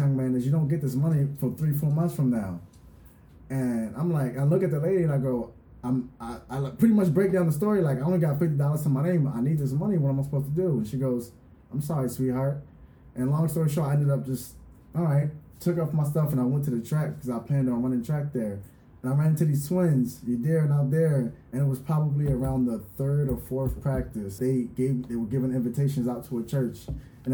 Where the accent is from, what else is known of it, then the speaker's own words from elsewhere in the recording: Philadelphia, Pennsylvania, United States; moved away as an adult; now in Orange County, United States; I'm from the East Coast, so I'm from Philadelphia